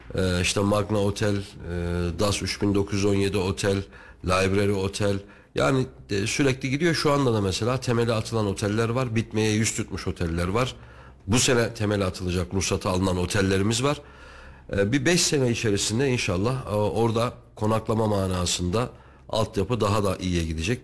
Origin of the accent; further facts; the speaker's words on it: Kayseri, Kayseri Province, Turkey; also born or lived in Istanbul; ben Kayseriliyim doğuma büyüme.